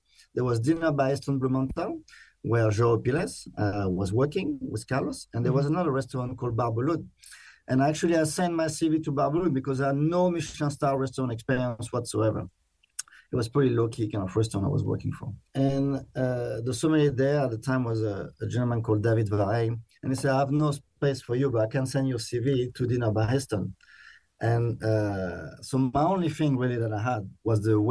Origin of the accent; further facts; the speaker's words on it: France; moved away as an adult; also born or lived in London; now in Melbourne, Australia; I'm from the Loire Valley in France